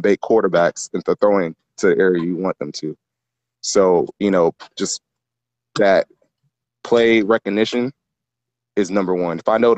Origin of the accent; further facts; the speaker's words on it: Nigeria; I mean, you know, I'm Nigerian, so my first sport was soccer.